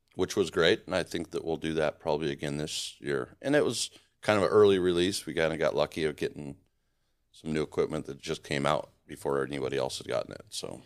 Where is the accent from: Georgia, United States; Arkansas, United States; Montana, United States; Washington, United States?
Montana, United States; also born or lived in San Diego, United States; now in Arizona, United States; I grew up in Montana